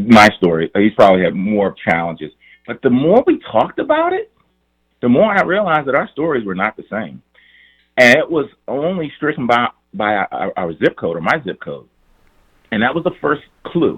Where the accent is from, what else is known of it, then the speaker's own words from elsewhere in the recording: Prince George's County, Maryland, United States; I grew up in Prince George's County, one of the wealthiest counties, African-American counties in the nation